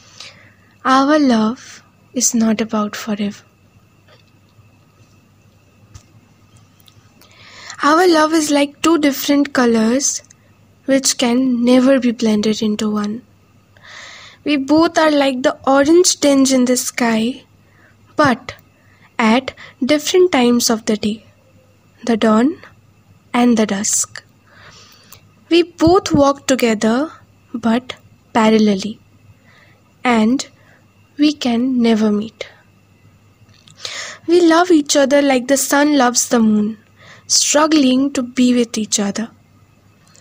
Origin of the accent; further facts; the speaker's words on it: West Bengal, India; I'm from West Bengal.